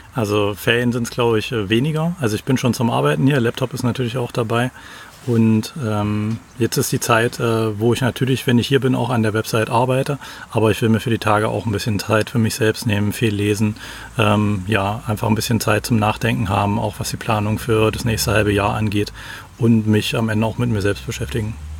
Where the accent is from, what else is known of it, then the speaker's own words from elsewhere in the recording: Magdeburg, Saxony-Anhalt, Germany; now in Halle, Germany; Ich komme ursprünglich aus Magdeburg und mittlerweile, ich komme immer so ein Stück südlicher, bin mittlerweile in Halle gelandet